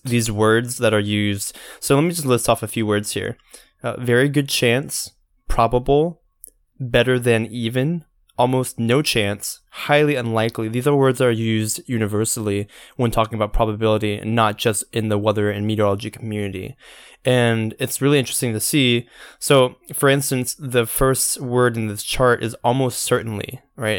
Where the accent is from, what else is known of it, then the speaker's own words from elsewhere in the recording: Georgia coast, United States; I'm from the Georgia coast, we get thunderstorms all the time